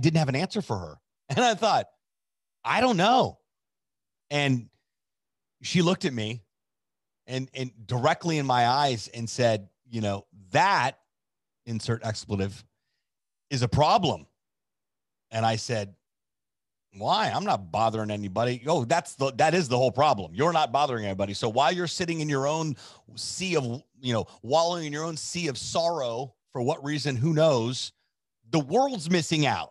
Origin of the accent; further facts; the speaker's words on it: Miami, Florida, United States; moved away as an adult; also born or lived in Chicago / Southern California; now in Miami, United States; I grew up here in Miami, moved from South Florida to Chicago